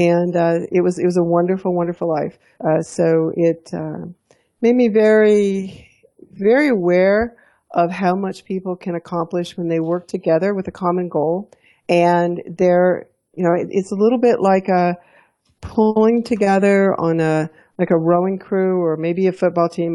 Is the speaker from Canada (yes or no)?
no; Alabama, United States; also born or lived in Texas / Houston / Fort Collins, Colorado; now in Colorado, United States; growing up in Alabama.